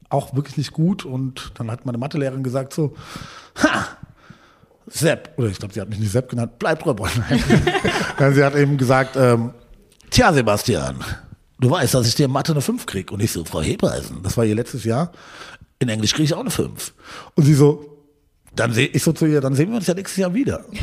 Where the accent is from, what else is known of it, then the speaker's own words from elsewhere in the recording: Hohensolms, Hesse, Germany; Äh, also ich komme nicht direkt aus Gießen, aus Hohensolms.